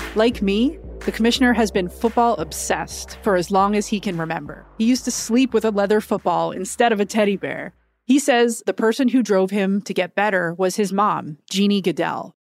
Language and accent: English; Canada; growing up in Canada where I played flag football and touch football growing up